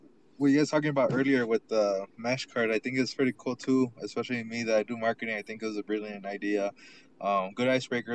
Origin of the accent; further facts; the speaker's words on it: El Paso, Texas, United States; I'm from El Paso